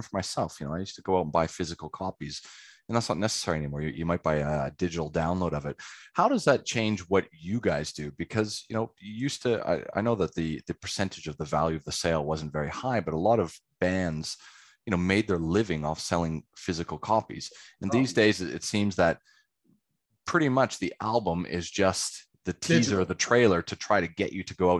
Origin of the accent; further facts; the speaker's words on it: Calgary, Alberta, Canada; moved away as an adult; now in Australia; I'm from a city called Calgary, which was a pretty conservative city around.